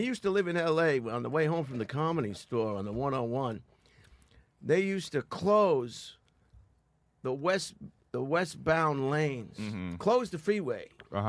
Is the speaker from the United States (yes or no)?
yes; Long Island, New York, United States; moved away; I'm originally from Long Island.